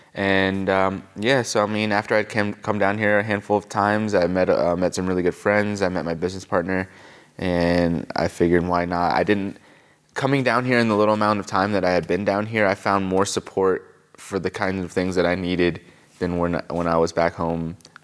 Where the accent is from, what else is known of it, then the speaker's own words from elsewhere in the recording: Pennsylvania, United States; now in Asheville, United States; Pennsylvania is where I really lived for most of my time, and so I would really say I'm from Pennsylvania. And I moved down here from Harrisburg, Pennsylvania.